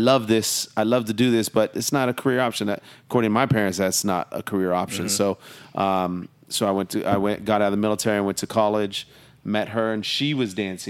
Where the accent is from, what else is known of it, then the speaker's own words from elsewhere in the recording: Long Beach, California, United States; also born or lived in San Diego / Oxnard / Seattle; Well, I'm from around here, Long Beach. I was born in Long Beach, California. My dad was in the Navy, so we moved up and down the coast, San Diego, Long Beach, Oxnard, even up north to Seattle for a brief time.